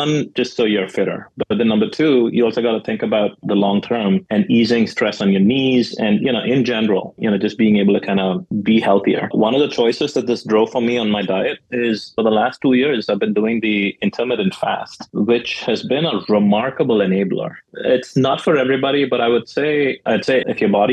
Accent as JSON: {"language": "English", "country": "India", "tie": "born or raised there", "moved": "as an adult", "lives_now": "United States", "said": "growing up in India"}